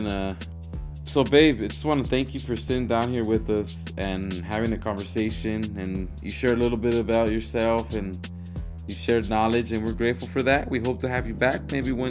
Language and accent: English; California, United States; now in Georgia, United States; living in Georgia for the last 5 years and then growing up in California